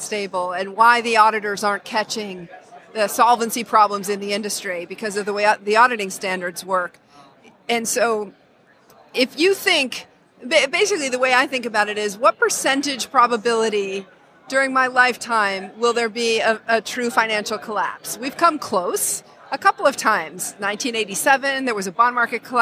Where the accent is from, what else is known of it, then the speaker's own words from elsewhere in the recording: Wyoming, United States; moved away as an adult; also born or lived in New York area; I grew up in Wyoming. I spent half my life in Wyoming and half my life in the New York area.